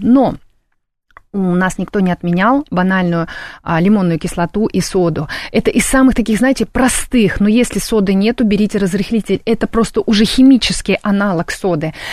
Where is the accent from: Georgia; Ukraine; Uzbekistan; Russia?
Uzbekistan; Tashkent; moved away; я родилась в Ташкенте